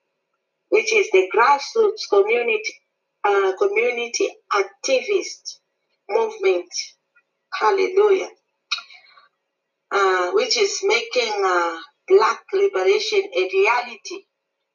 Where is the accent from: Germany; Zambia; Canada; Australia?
Zambia; now in Pretoria, South Africa; I am originally from Zambia, but residing in Pretoria, South Africa.